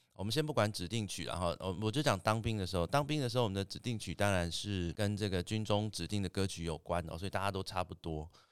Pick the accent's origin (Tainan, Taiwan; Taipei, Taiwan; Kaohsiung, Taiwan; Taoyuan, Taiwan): Taoyuan, Taiwan; Greater Taoyuan area, Taiwan; 我们都是一个大桃园地区的伙伴